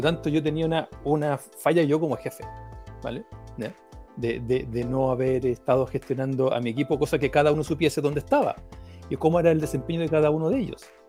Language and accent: Spanish; Talca, Maule, Chile; moved away; yo soy de Talca